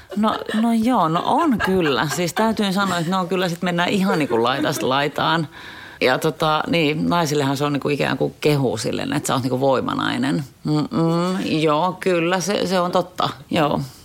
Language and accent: Finnish; Helsinki, Uusimaa, Finland; Mä oon Helsingistä kotoisin, useamman polven helsinkiläinen